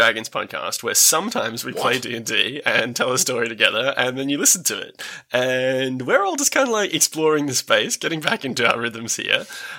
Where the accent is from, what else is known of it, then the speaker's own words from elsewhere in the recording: United Kingdom; I'm your British professional podcast dungeon master